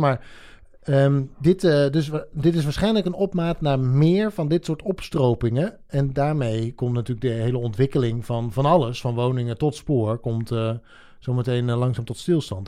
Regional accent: Drenthe, Netherlands; moved away; also born or lived in Rotterdam; ik ben opgegroeid in Drenthe

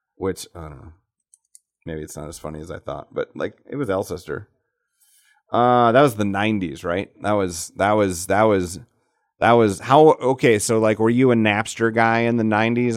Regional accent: Alcester, South Dakota, United States; moved away; I grew up in Al, Ita, Alcester

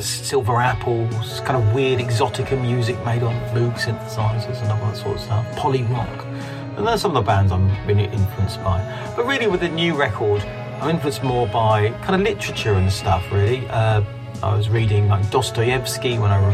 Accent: London, United Kingdom; I am from Catford in southeast London, and I write and record my stuff in this kind of little loft room in Catford

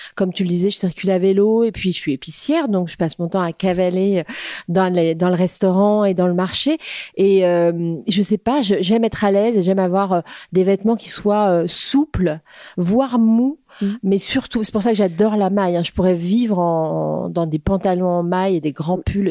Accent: Créteil, Île-de-France, France; also born or lived in New York / Paris; j'ai grandi à Créteil déjà en banlieue parisienne

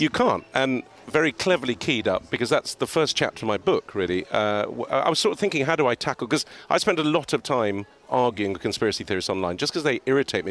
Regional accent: Beirut, Beirut Governorate, Lebanon; now in Cheltenham, United Kingdom; I grew up in Beirut in the middle of a civil war, quite an exciting life.

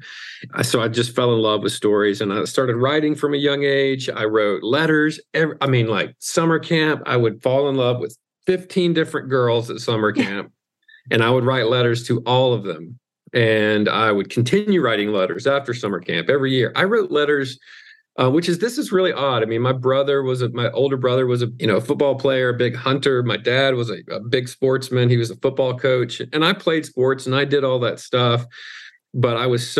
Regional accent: Mississippi, United States; I'm from the South, I'm from Mississippi

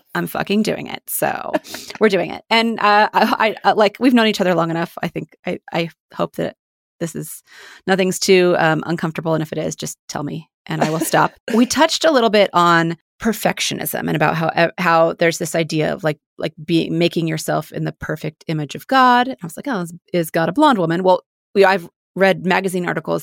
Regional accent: Independence, Missouri, United States; Mormon life where we grew up in Independence, Missouri

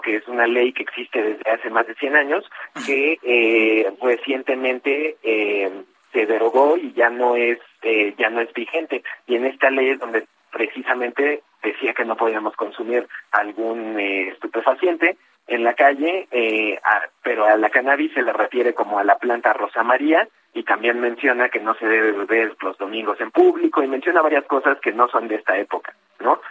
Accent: Oaxaca, Mexico; now in Mexico City, Mexico; yo nací en Oaxaca

